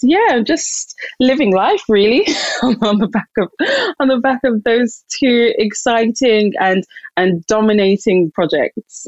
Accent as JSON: {"language": "English", "region": "London", "country": "United Kingdom", "tie": "born or raised there", "said": "I'm Nigerian, um, born and raised in London"}